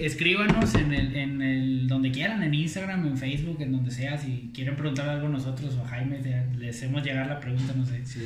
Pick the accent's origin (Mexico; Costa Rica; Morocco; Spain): Mexico; Poza Rica, Veracruz; moved away; crecí en Poza Rica, en Veracruz